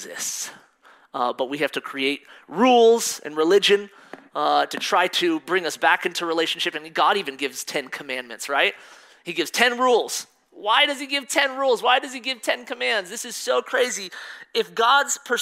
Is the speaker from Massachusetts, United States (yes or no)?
no; Colorado, United States; also born or lived in Missouri; I was born in Missouri. And right after I was born, we moved to Colorado. So I'm pretty much raised in Colorado my whole life.